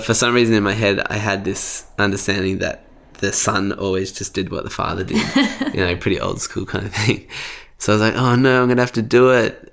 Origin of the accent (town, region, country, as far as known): Sydney, New South Wales, Australia; born or raised there; also born or lived in Bankstown, New South Wales